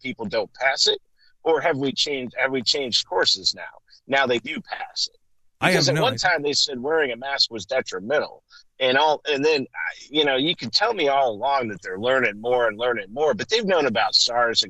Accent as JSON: {"language": "English", "country": "United States", "said": "I'm an American citizen"}